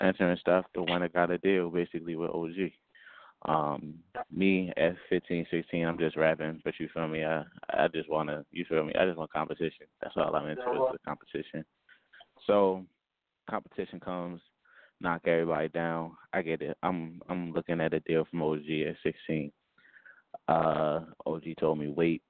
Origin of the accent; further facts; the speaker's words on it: Baltimore, Maryland, United States; I'm from Baltimore, Maryland